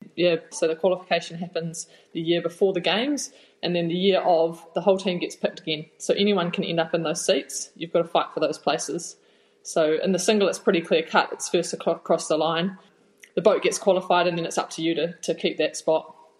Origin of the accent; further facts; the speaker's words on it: Napier, Hawke's Bay, New Zealand; moved away as an adult; also born or lived in Waikato; I am from the real Bay, Hawke's Bay. Um, I'm a Napier girl and born and bred. Had spent my whole childhood there until I moved up to the Waikato to start the rowing journey when I was about 18 or 19